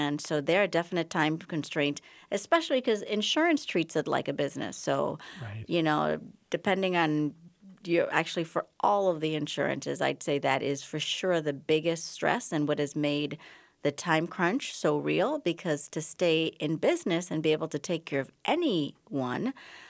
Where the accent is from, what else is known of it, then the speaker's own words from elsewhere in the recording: Bahamas; moved away as an adult; now in United States; I'm originally from the Bahamas, but I've lost most of my accent because I came here for college at McAllister and did my medical school training at the University of Minnesota